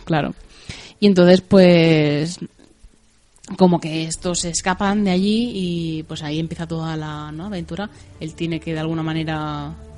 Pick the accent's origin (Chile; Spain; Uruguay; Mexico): Spain; aquí de España